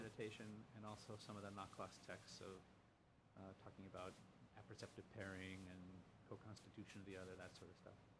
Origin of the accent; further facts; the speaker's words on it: Lima, Ohio, United States; now in Chicago, United States; I grew up just a couple of miles from where he was born